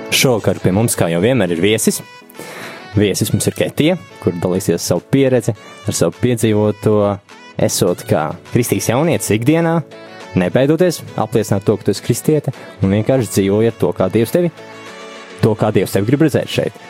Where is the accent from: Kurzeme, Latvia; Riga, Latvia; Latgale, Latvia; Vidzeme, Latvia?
Vidzeme, Latvia; Valka; esmu no Valkas, kur es dzīvoju pilsētā desmit gadus bez baznīcas